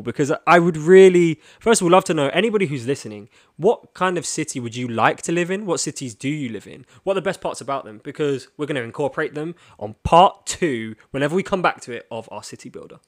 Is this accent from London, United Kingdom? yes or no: yes; London, United Kingdom; you can tell we're both from London